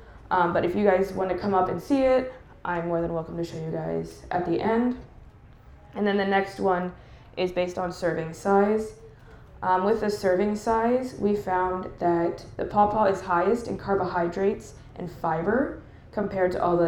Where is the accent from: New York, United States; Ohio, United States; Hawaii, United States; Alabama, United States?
Ohio, United States; Columbus; I am currently a registered dietitian. I'm from the Columbus area.